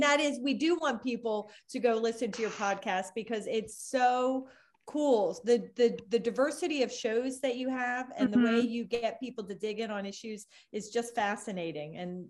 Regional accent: India; born there; So I was born in India.

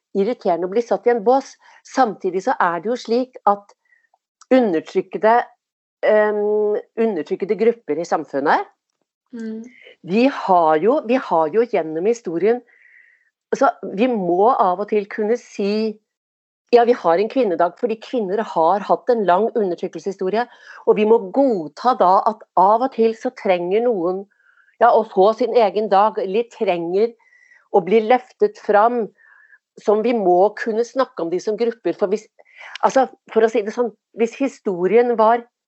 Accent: Oslo, Norway; jeg vokste opp på Tåsen

